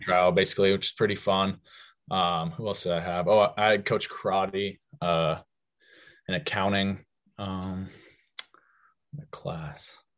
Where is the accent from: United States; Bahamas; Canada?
United States; Magnolia; we're both from Magnolia